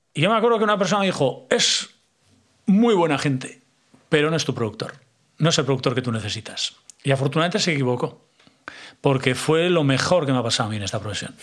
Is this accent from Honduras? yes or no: no; San Sebastián, Basque Country, Spain; Donosti, que es donde más tiempo paso y, bueno, de donde vengo. Yo soy de la parte vieja toda la vida.